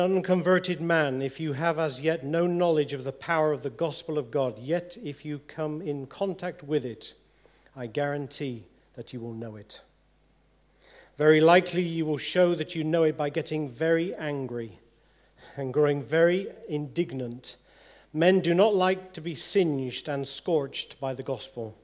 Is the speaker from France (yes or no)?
no; England, United Kingdom; If we're English people